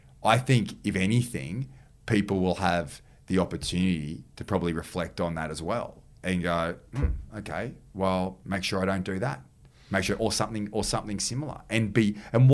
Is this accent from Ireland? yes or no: no; New South Wales, Australia; I'm the Premier and I'm from New South Wales